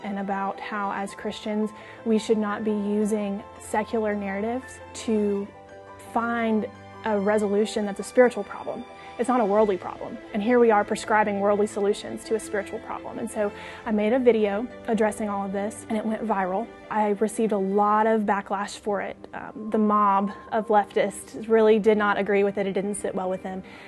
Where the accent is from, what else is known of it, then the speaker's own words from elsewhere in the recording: Shreveport, Louisiana, United States; I'm twenty-two years old, and I'm from Shreveport, Louisiana